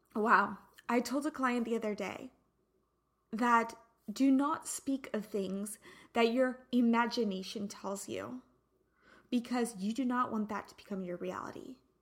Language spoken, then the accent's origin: English; United States; now in Santa Barbara, United States; We're an American